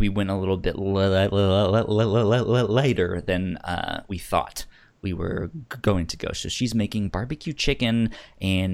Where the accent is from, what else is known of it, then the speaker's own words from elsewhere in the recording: Virginia, United States; growing up on the East Coast in Virginia